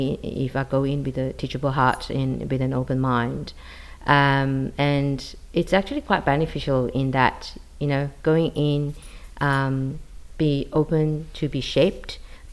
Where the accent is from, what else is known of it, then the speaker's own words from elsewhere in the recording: Malaysia; moved away as an adult; now in Sydney, Australia; I'm originally from Malaysia. I came to Australia in 2000 and I live in Sydney.